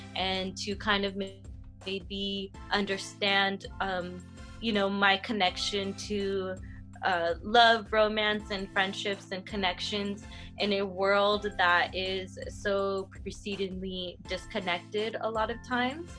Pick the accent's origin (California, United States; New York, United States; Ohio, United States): California, United States; Whittier; I'm from Whittier. I still live in Whittier and uh, Whittier, California, to be specific